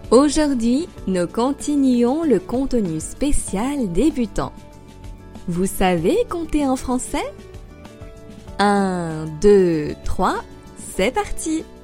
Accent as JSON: {"language": "French", "country": "France", "also_born_or_lived": "Paris", "said": "Je suis française et j'habite à Paris."}